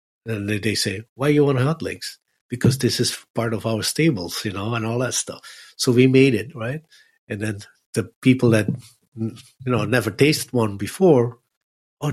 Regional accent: Netherlands; now in Los Angeles, United States; I said, oh, from Holland.

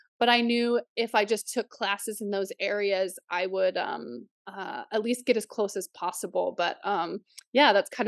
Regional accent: Missouri, United States; also born or lived in Oklahoma; Well, I grew up in Southwest Missouri, Northeastern Oklahoma, right near my tribe's reservation.

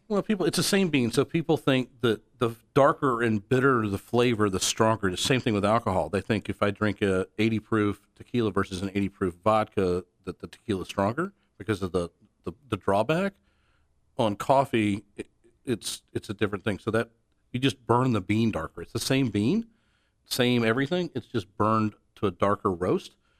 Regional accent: Atlanta, Georgia, United States; moved away as an adult; now in Dallas, United States; I'm originally from Atlanta, now live in Dallas. I've been here for thirteen years

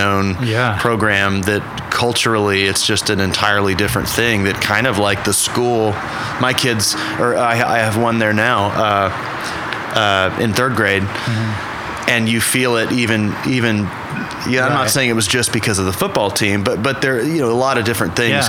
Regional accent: Oklahoma City, Oklahoma, United States; Yeah. I mean, growing up here was amazing, right?

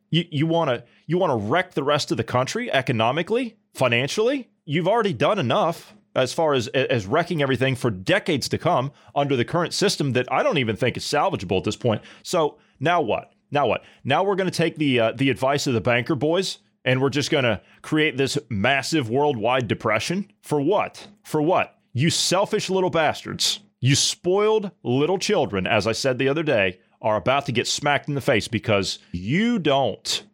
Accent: United States; I'm an American one hundred and ten percent all the way

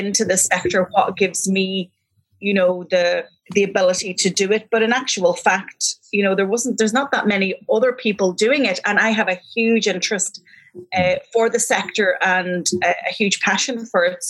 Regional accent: Donegal, Ulster, Ireland; now in Galway, Ireland; I'm from Donegal, but I'm equally happy living here

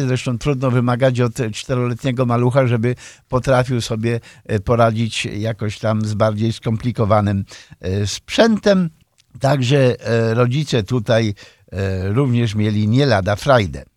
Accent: Poland; now in Chicago, United States; wychowałem się nad Wartą

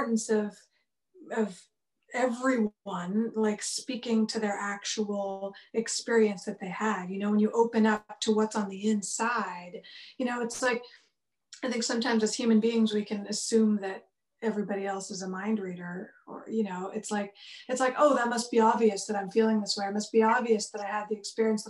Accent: Vancouver, British Columbia, Canada; also born or lived in India; I was born here in Vancouver, BC, where I'm at now. I actually live on the same block as the house I grew up on

